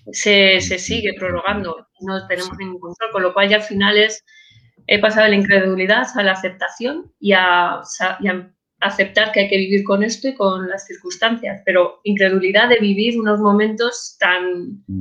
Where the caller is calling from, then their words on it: Madrid, Community of Madrid, Spain; Desde Madrid